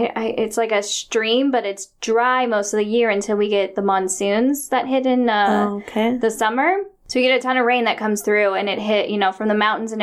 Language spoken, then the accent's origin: English; Tucson, Arizona, United States; I'm from Tucson.